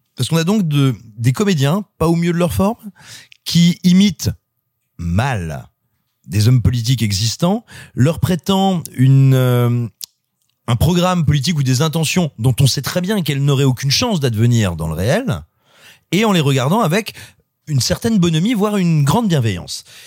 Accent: France; also born or lived in Cosne-sur-Loire / Clermont-Ferrand; quand j'étais ado à Cône-sur-Loire ou à Clermont-Ferrand

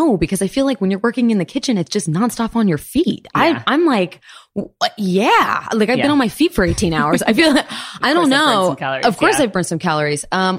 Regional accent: Florida, United States; I was born in Florida. My mom's French. My dad is a Brazilian Japanese man.

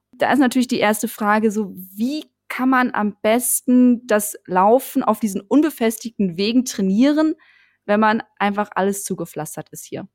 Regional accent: Münsterland, North Rhine-Westphalia, Germany; now in Berlin, Germany; Flachlandmenschen wie mich groß geworden im Münsterland

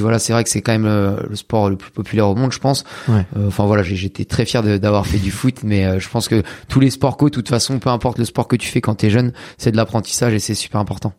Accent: Caen, Normandy, France; je suis de Caen, en Normandie

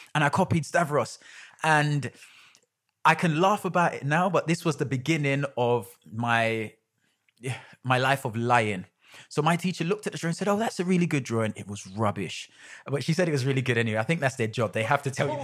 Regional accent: London, United Kingdom; I was about ten minutes up the road in Stoke

